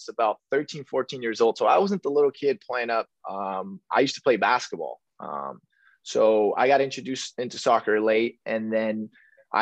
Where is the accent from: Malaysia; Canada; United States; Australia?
United States; Rancho Cucamonga, California; also born or lived in East Los Angeles; I'm from Southern California here. I was born in East LA, but I was raised in a city called Rancho Cucamonga